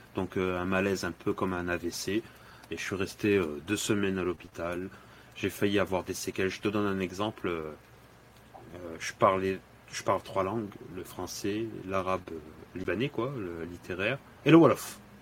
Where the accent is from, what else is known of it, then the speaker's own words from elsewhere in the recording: Dakar, Senegal; now in France; je suis originaire du Sénégal. Je suis né à Dakar